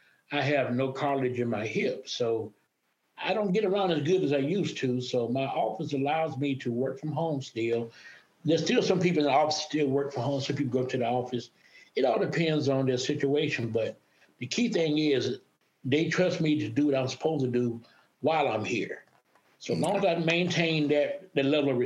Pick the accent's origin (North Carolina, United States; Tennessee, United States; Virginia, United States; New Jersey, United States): North Carolina, United States; Maxton; moved away as an adult; I grew up in a small town called Maxton, North Carolina.